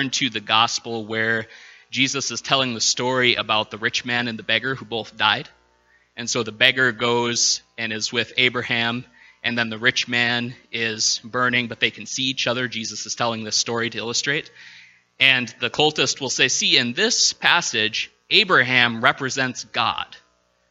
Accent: Minnesota, United States; being a Minnesotan

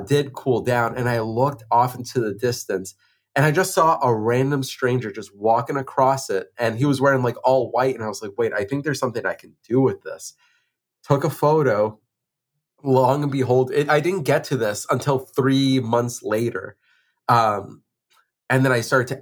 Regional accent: Boston, Massachusetts, United States; it's my hometown, it's Boston

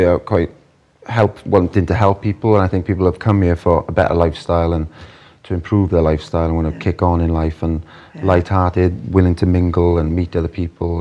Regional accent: Welsh, Wales, United Kingdom; now in Dubai, United Arab Emirates; me being Welsh

